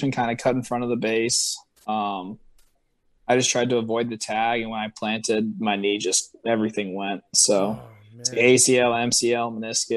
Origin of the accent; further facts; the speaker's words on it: Massachusetts, United States; moved away; I'm from Massachusetts